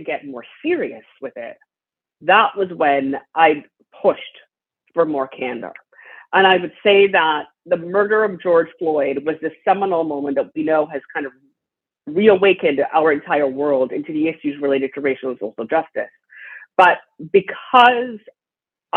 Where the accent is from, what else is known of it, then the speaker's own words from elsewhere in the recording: Trinidad & Tobago; moved away; My father was a pioneer in health equity where I grew up in Trinidad and Tobago